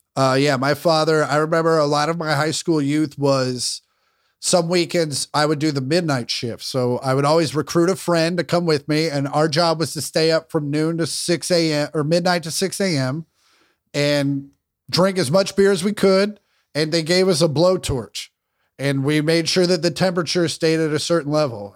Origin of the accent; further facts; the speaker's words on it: Kansas, United States; I grew up in Kansas